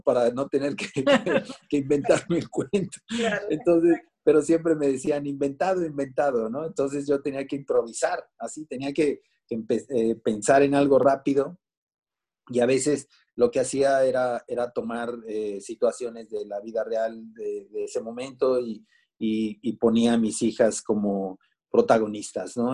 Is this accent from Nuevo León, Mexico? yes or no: no; Mexico City, Mexico; born or raised there; also born or lived in Minatitlán, Veracruz